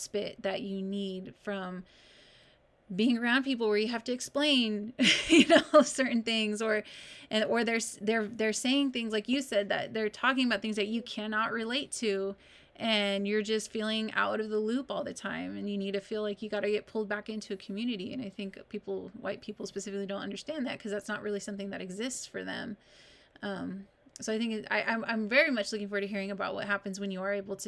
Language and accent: English; California, United States; I'm from this small town in California